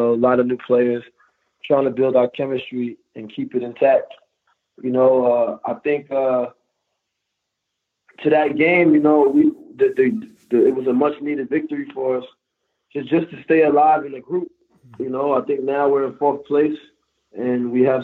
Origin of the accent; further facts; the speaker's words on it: United States; moved away as an adult; now in Turkey; growing up in the States